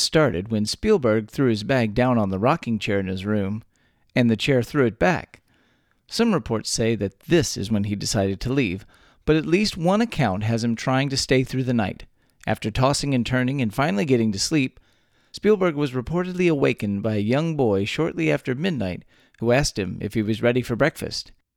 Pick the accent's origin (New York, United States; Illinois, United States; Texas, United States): Texas, United States; born or raised there